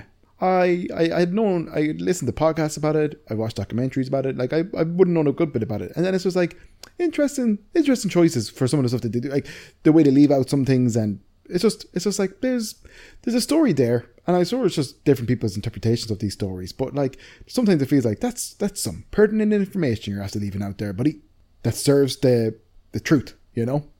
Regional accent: Wisconsin, United States; my hometown, Wisconsin

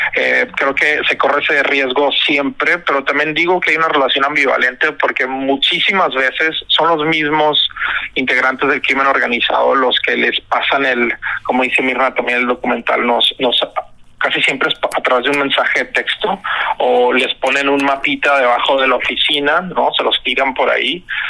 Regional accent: Culiacán, Sinaloa, Mexico; yo soy de Culiacán, de Sinaloa

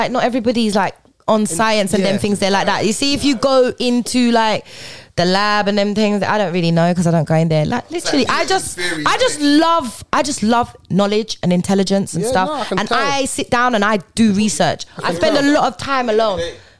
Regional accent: Jamaica; Jamaicans. I'm Jamaican.

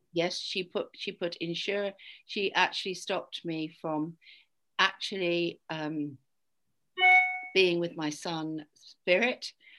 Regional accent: United Kingdom; I'm British.

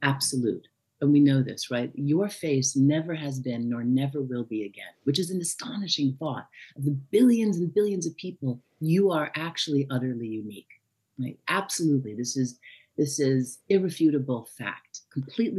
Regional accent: New York, United States; I'm from New York.

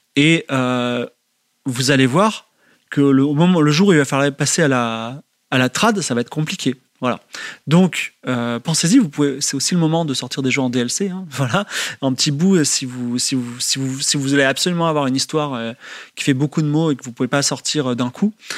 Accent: France; je suis français.

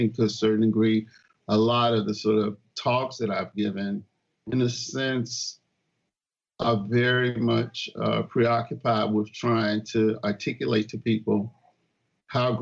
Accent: Clarksdale, Mississippi, United States; also born or lived in Tupelo, Mississippi; Born in Tupelo, Mississippi, but actually grew up in Clarksdale

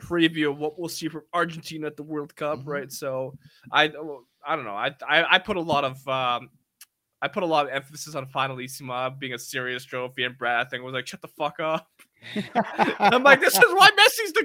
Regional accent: Edmonton, Alberta, Canada; I love Edmonton. It's my hometown

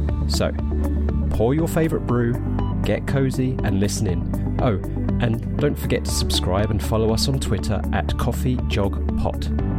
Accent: London, United Kingdom; accent: Cockney; now in Norfolk, United Kingdom; I have a Cockney background. So if my accent slowly drops south, because I'm currently in Norfolk, down towards London.

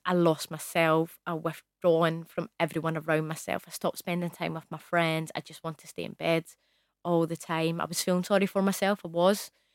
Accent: Scotland, United Kingdom; I'm from Scotland

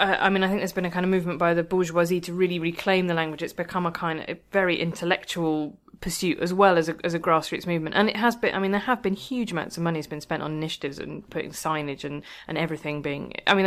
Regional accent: Worcester, West Midlands, United Kingdom; I grew up in Worcester, which is not Wales, obviously, but, you know, we can see Wales from where we are.

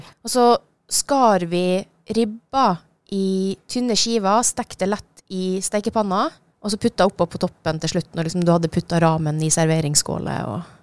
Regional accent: Norway; also born or lived in Switzerland; Flytta til Norge da jeg var lita

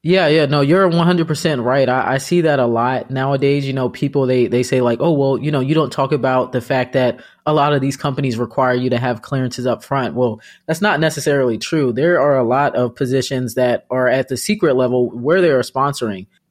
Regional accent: Arlington, Loudoun County, Virginia, United States; I'm from Arlington and I went to high school in Loudoun County

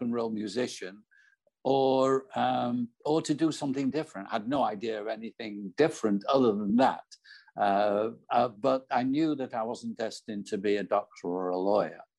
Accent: Manchester, North West England, United Kingdom; moved away; I was born in Manchester in the north of England.

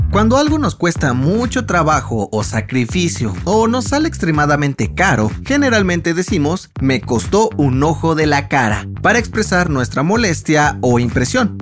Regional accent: Mexico

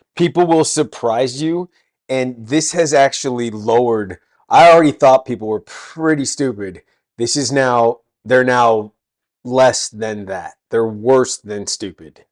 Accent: California, United States; now in England, United Kingdom; I'm actually American from California.

